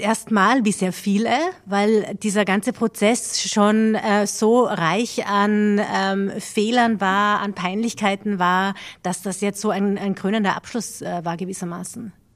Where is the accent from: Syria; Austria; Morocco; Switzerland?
Austria; haben wir als Österreicher eine gewisse Geschichte mit peinlichen Episoden